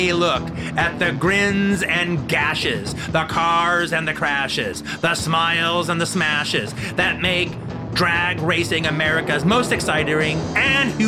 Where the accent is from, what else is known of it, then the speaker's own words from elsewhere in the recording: Los Angeles, California, United States; growing up in Los Angeles in the 70s